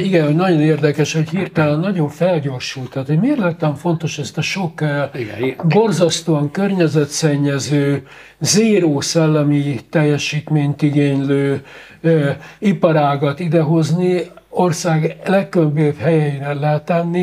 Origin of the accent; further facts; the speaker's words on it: Hungary; magyar adófizető